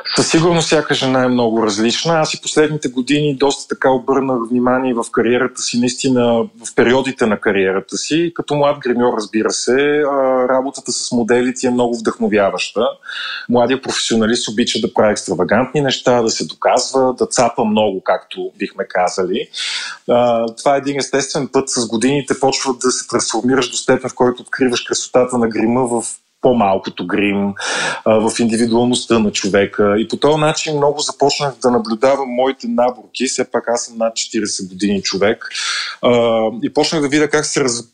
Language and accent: Bulgarian; Kyustendil, Kyustendil Province, Bulgaria; в моя роден град Кюстендил